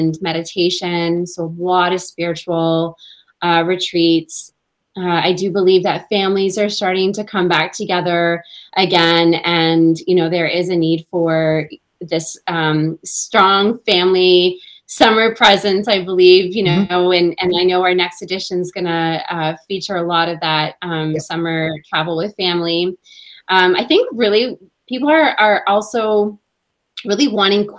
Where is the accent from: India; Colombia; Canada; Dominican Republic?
Canada; Me being a Canadian